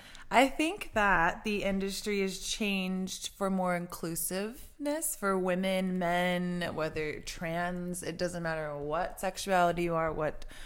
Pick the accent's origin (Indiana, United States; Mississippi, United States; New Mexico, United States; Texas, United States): New Mexico, United States; Albuquerque; Well, I'm from Albuquerque, New Mexico. Ooh. I am a Latina myself.